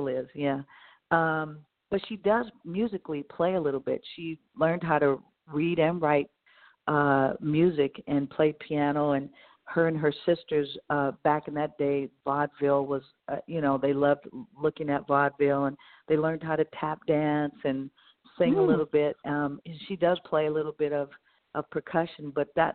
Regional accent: Bay Area, California, United States; growing up in the Bay Area, you know, listening to music

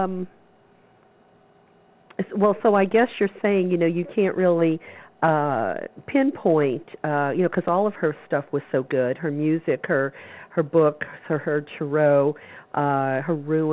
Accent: the South, United States; I grew up in the South

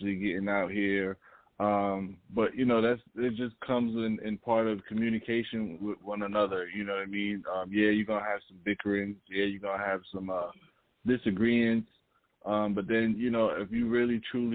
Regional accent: New York City, New York, United States; moved away; I'm from New York, so shout out to Queens

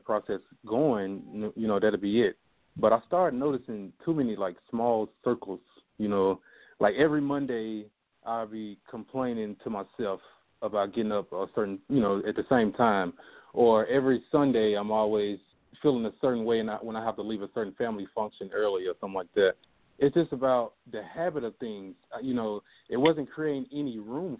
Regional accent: Jackson, Mississippi, United States; I'm originally from Jackson, Mississippi

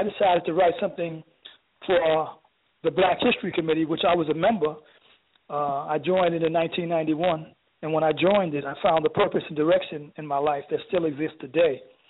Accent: New York City, New York, United States; moved away as an adult; now in Detroit, United States; when I was a little boy growing up in New York City public school.

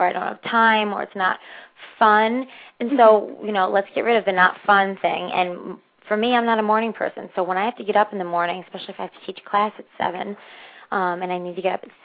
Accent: Northeast Pennsylvania, United States; where I grew up in Northeast Pennsylvania

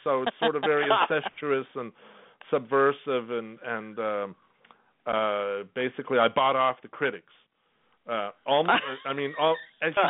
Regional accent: Los Angeles, California, United States; moved away as an adult; also born or lived in Whittier, California; now in New York, United States; I was born in Los Angeles, but both my parents were born in Estonia. So I'm first-generation American

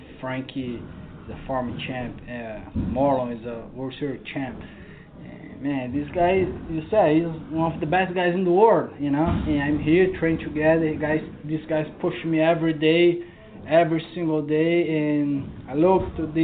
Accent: Brazil; moved away; I'm from Brazil

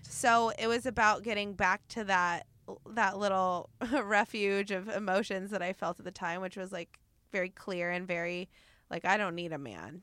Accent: Oregon, United States; now in Los Angeles, United States; the way I grew up in Oregon, where every city is a very tight community

